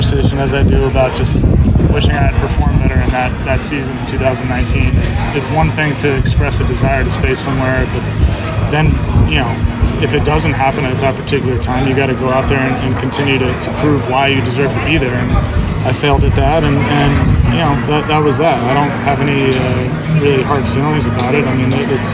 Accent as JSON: {"language": "English", "region": "New Jersey", "country": "United States", "tie": "born or raised there", "also_born_or_lived": "Vermont", "said": "where I grew up in New Jersey, there's an indoor facility almost in every town"}